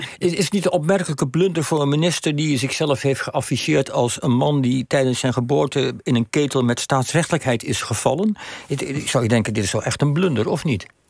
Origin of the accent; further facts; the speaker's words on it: Netherlands; wij als Nederlanders